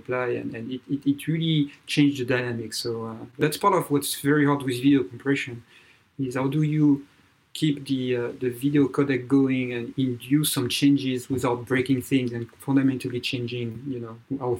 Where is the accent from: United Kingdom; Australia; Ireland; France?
France; accent: French; English is a second language; moved away as an adult; also born or lived in Texas, United States; now in Bay Area, United States; you can feel by my accent, I'm French, born and raised in France, and came to US in 99